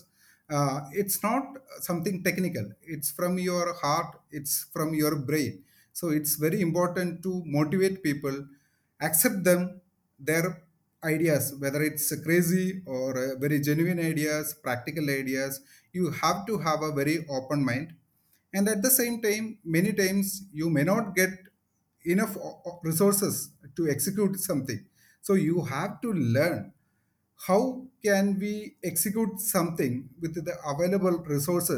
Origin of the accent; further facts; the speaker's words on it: Kochi, Kerala, India; I moved back to Kochi, my hometown